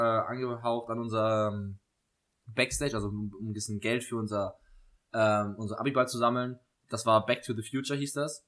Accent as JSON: {"language": "German", "region": "Saarland", "country": "Germany", "said": "aus, dem Saarland"}